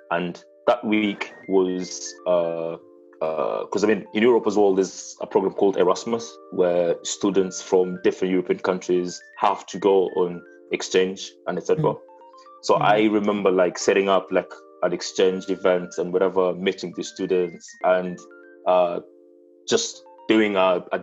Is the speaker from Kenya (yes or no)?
yes; Kenya; English is a second language; now in Italy; as a Kenyan abroad, uh, I have to apply for passports